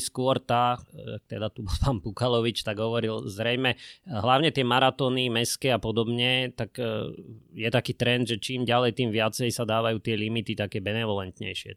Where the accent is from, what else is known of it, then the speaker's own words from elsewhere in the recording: Bratislava, Bratislava Region, Slovakia; ja som Vrbovčan, ja som Bratislavčan